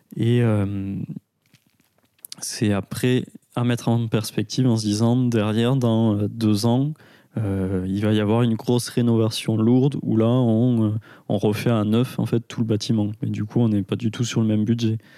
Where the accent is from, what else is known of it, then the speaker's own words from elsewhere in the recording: Aveyron, Occitania, France; now in Toulouse, France; je suis originaire d'Aveyron, donc j'ai grandi à la campagne jusqu'à mes 18 ans et j'ai commencé les études à, Toulouse.